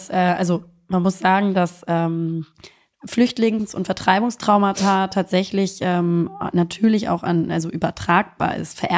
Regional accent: Germany; Und da sind natürlich ich als Deutsche äh, mit deutschen Eltern, die äh, im Frieden aufgewachsen sind

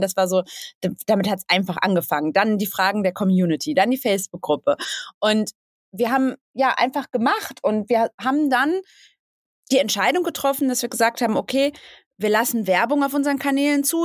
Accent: Bottrop, North Rhine-Westphalia, Germany; now in Hamburg, Germany; ich komme ursprünglich aus dem Ruhrgebiet, aus Bottrop und ähm, bin vor vielen Jahren nach Hamburg gezogen und wohne jetzt in Hamburg, in Ottensen

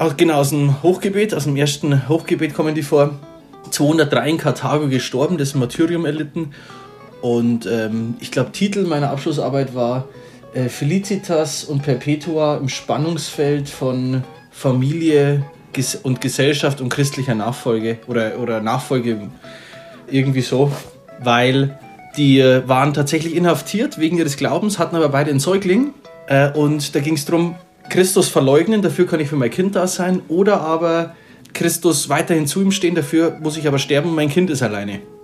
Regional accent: Bavaria, Germany; bei uns in Bayern

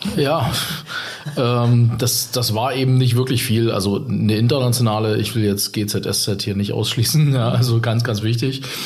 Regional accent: Saxony, Germany; accent: Saxon; moved away; ich bin tatsächlich in Sachsen geboren

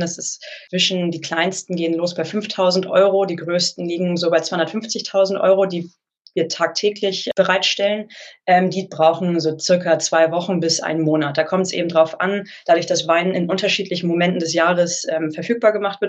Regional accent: Hamburg, Germany; also born or lived in Geisenheim / London; Also ich komme ursprünglich aus Hamburg

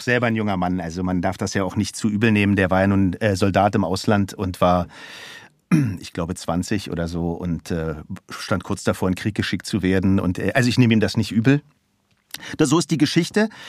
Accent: Berlin, Germany; also born or lived in Aschaffenburg; Ich bin im amerikanischen Sektor aufgewachsen, in Schöneberg

